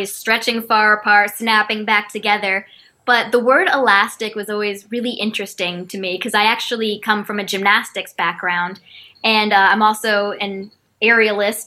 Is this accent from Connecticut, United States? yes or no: yes; Windsor, Connecticut, United States; I'm actually from Windsor, Connecticut. There is not much of a music scene there, but I made it happen from an early age